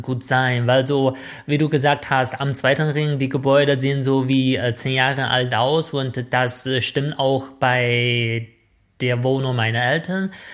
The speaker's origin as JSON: {"language": "German", "town": "Shijiazhuang", "region": "Hebei", "country": "China", "tie": "born or raised there", "accent": "northern Chinese dialect", "second_language": "German", "moved": "yes", "said": "in meiner Heimatstadt Shijiazhuang"}